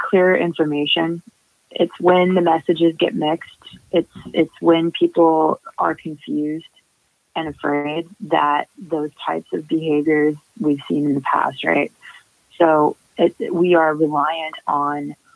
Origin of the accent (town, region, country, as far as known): Pennsylvania, United States; born or raised there; now in Texas, United States